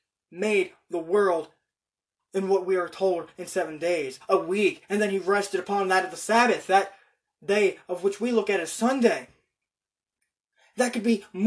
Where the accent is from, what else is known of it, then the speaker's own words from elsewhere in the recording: United States; just as American as I am